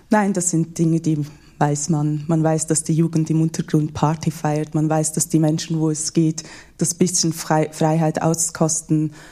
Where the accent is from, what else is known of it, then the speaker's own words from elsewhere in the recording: Iran; diesen Widerspruch, den sieht man und hört man und als Iranerin noch mehr.